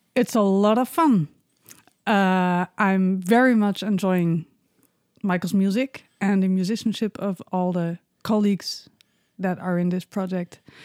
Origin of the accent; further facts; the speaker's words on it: Netherlands; moved away as an adult; also born or lived in Bremen, Germany; now in Berlin, Germany; I was born and raised in Holland.